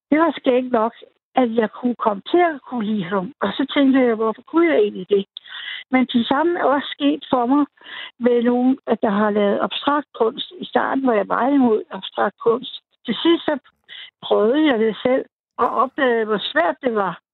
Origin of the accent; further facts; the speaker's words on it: North Zealand, Capital Region of Denmark, Denmark; also born or lived in Copenhagen / West Jutland; jeg var fra København, men de, jeg var fra Nordsjælland.